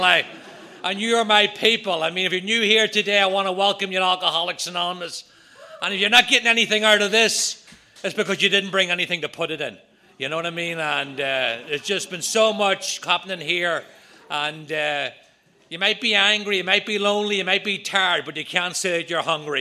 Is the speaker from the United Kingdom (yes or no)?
yes; just outside of Belfast, Northern Ireland, United Kingdom; moved away; I'm from Ireland, Northern Ireland. I grew up just outside of Belfast.